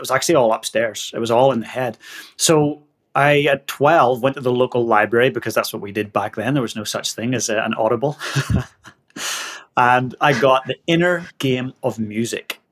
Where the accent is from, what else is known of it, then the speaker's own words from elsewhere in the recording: Northern Ireland, United Kingdom; moved away as an adult; now in Christchurch, New Zealand; I'm from Northern Ireland and I've been living down in the Antipodes for the last 16, 17 years grew up in a little working class town just north of Belfast